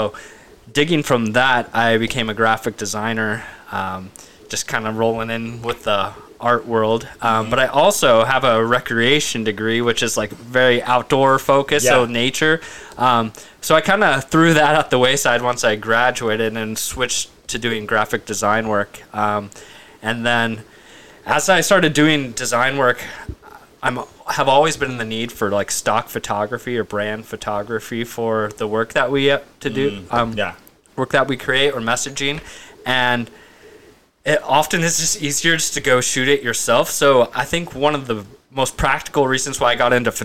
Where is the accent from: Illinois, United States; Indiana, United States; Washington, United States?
Washington, United States; Woodinville; also born or lived in Portland, Oregon / Bellingham, Washington; I did live in Woodinville for a lot of my life, but I actually grew up in Portland